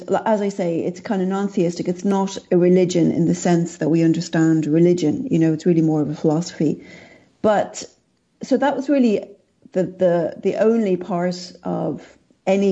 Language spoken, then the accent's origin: English; Ireland; I grew up in Ireland and I was raised Catholic